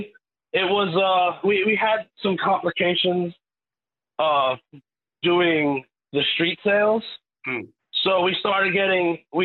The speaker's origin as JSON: {"language": "English", "town": "New York City", "region": "New York", "country": "United States", "tie": "born or raised there", "said": "I was born and raised in Queens"}